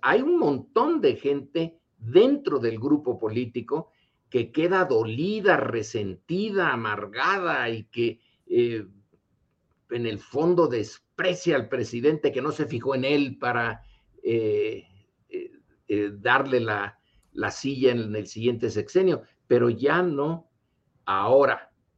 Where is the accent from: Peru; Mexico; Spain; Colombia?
Mexico; nosotros como mexicanos